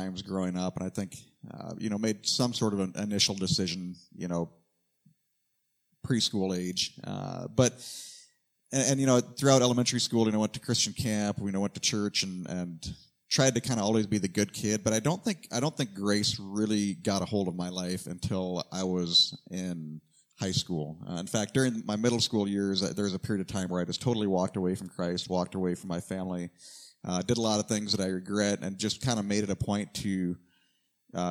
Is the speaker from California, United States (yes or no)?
no; Iowa, United States; moved away as an adult; also born or lived in Naknek, Alaska; now in Anchorage, United States; I grew up in the great state of Iowa